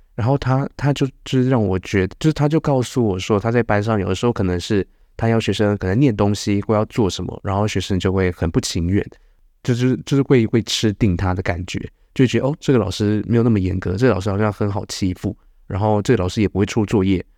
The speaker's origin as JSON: {"language": "Chinese", "region": "Changhua County", "country": "Taiwan", "moved": "yes", "lives_now": "Nangan, Taiwan", "said": "我是彰化"}